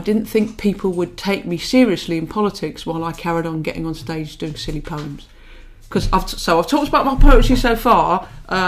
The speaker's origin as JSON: {"language": "English", "town": "Peterborough", "region": "East of England", "country": "United Kingdom", "tie": "born or raised there", "also_born_or_lived": "Manchester", "moved": "as an adult", "said": "I grew up in Peterborough"}